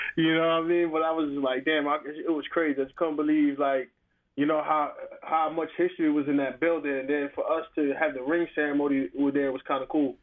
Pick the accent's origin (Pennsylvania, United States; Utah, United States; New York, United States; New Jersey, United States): New Jersey, United States; Asbury Park; I grew up in the Asbury Park area